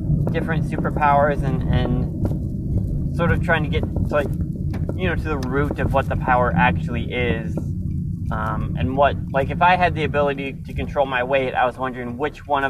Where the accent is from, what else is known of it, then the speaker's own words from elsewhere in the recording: Minnesota, United States; me growing up in Minnesota